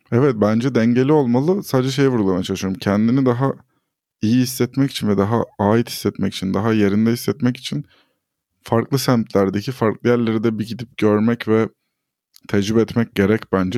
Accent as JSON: {"language": "Turkish", "region": "Istanbul", "country": "Turkey", "tie": "born or raised there", "also_born_or_lived": "Ordu (family, summers)", "said": "ben Avrupa yakasında büyüdüm ve hep böyle buranın merkezlerinden birinde yaşadım."}